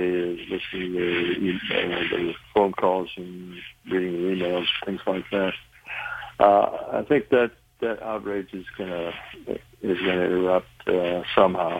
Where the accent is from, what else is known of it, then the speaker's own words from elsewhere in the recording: United States; here in the United States